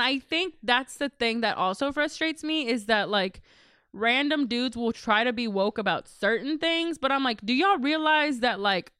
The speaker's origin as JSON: {"language": "English", "region": "Texas", "country": "United States", "said": "I'm still from Texas, y'all."}